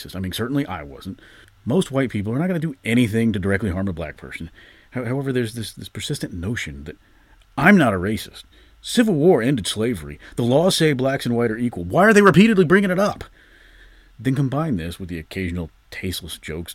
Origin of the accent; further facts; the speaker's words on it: Georgia, United States; my home state of Georgia